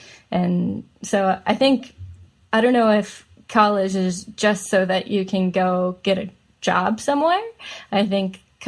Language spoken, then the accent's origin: English; India; I'm Indian, so of course I was going to be a doctor.